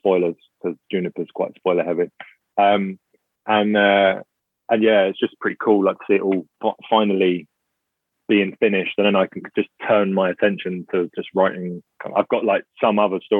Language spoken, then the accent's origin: English; England, United Kingdom; also born or lived in Bristol; I'm English.